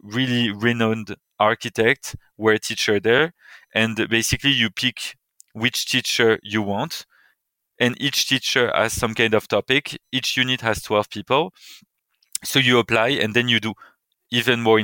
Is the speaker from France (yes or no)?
yes; Paris, Île-de-France, France; moved away as an adult; also born or lived in United Kingdom / United States / Buenos Aires / Australia; I was born in Paris, and I left Paris a decade ago when I moved to the UK to study.